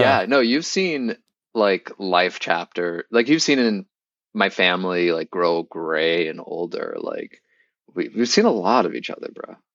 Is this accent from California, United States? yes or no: no; Boston, Massachusetts, United States; moved away as an adult; I grew up in Boston